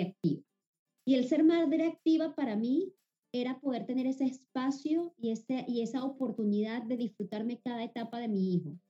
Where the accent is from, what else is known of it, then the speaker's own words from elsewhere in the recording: Venezuela; moved away as an adult; now in Panama; Venezuela es Venezuela y, siempre obviamente es mi país, es mi tierra, eh, es mi ADN